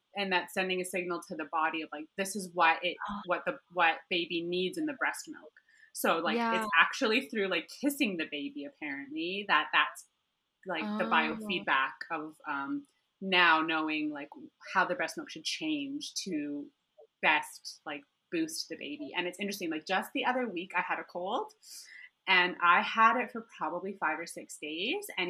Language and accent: English; Alberta, Canada; moved away as an adult; now in Nairobi, Kenya; my hometown in Alberta in Canada